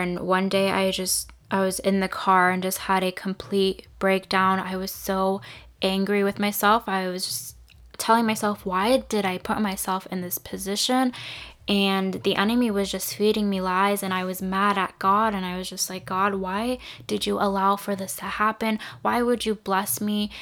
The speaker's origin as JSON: {"language": "English", "area": "Santa Rosa area", "region": "California", "country": "United States", "tie": "born or raised there", "said": "The Tubbs fire wiped out a lot of homes and businesses in my hometown"}